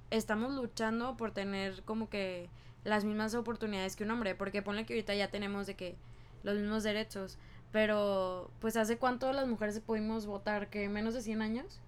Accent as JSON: {"language": "Spanish", "country": "Mexico", "moved": "yes", "lives_now": "United States", "said": "De que en Estados Unidos, de que soy inmigrante, ¿no? De que soy mexicana"}